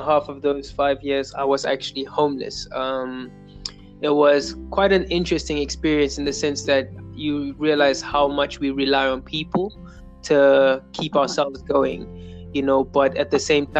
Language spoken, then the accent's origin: English; Zimbabwe; I'm a singer, songwriter, creator from Zimbabwe, born and raised in Zimbabwe